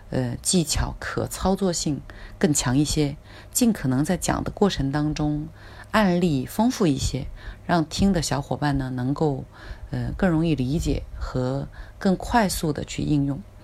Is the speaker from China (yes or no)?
yes; China; 我们中国人呢，呃，也有一句非常经典的话，就是“家财万贯不如知识傍身”